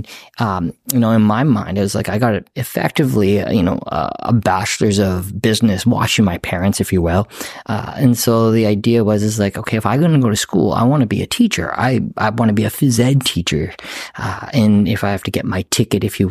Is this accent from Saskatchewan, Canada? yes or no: yes; Saskatoon, Saskatchewan, Canada; born or raised there